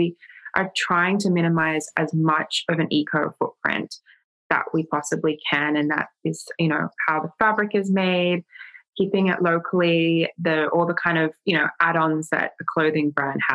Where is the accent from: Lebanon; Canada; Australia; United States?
Australia; being Australian